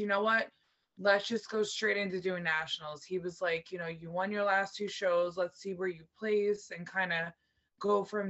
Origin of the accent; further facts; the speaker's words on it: New Jersey, United States; it's my home state. It's in Jersey